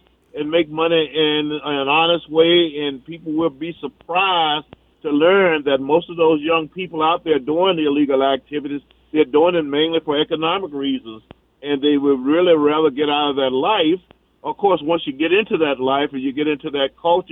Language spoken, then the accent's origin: English; Natchez, Mississippi, United States; moved away as an adult; now in Minneapolis, United States; I'm originally from Natchez, Mississippi.